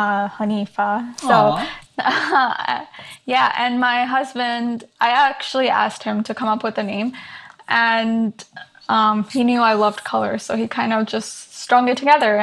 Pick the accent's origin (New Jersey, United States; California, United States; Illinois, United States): New Jersey, United States; also born or lived in Saudi Arabia / India / Canada / Hyderabad (family); first few years of my life, I was like a world traveler, I guess. But then I pretty much grew up in New Jersey after that. I didn't really move much.